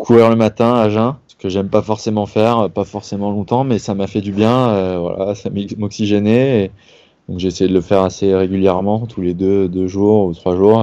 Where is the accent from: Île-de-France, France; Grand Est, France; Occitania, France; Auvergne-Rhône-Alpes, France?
Île-de-France, France; Paris region; je suis voilà de région parisienne à la base mes parents étaient sur Paris tous mes amis sont là